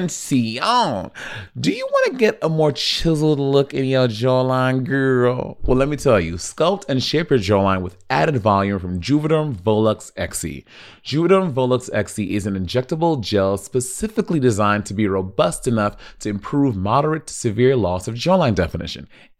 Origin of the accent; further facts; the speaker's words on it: New York, United States; Yeah, I knew that. I'm from New York, girl.